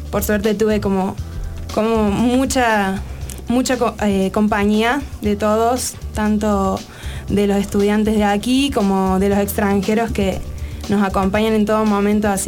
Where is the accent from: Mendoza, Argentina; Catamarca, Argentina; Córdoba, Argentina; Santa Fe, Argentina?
Córdoba, Argentina; accent: Cordobés; moved away as an adult; now in Mexico City, Mexico; yo estudio diseño industrial, soy de Argentina y allá estudio en la Universidad Nacional de Córdoba. Córdoba es una provincia que está en el centro del país Em, tenemos un acento bastante particular que nos diferencia del resto de los argentinos.